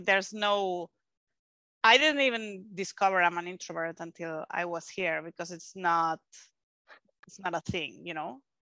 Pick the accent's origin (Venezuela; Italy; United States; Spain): Spain; English is a second language; moved away; I'm from Spain